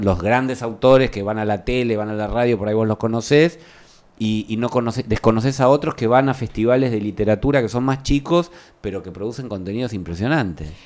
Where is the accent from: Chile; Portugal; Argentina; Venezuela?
Argentina; En Argentina todos somos muy usuarios del Netflix